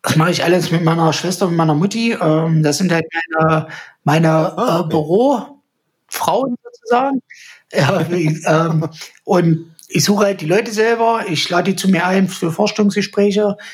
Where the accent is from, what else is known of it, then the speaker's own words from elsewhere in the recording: the East, eastern Germany, Germany; hier so äh, bei uns im Osten